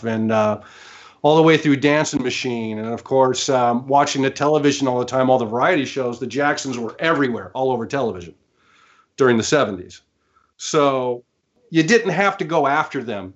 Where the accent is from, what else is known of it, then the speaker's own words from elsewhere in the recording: Orange County, California, United States; now in Manhattan Beach, United States; I grew up in Orange County, California, very close to Los Angeles